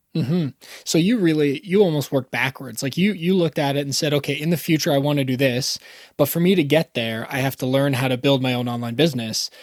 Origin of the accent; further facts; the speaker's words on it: Canada; I'm actually Canadian